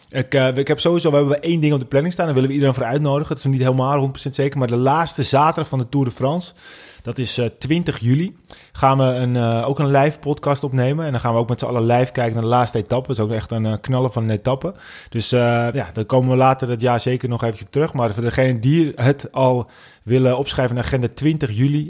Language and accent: Dutch; North Holland, Netherlands; accent: Noord-Hollands, West-Fries; We komen helemaal uit Noord-Holland